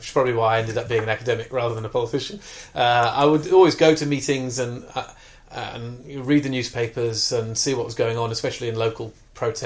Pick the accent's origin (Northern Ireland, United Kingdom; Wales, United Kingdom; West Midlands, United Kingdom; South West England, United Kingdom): Wales, United Kingdom; South; I was brought up in South Wales in the 1970s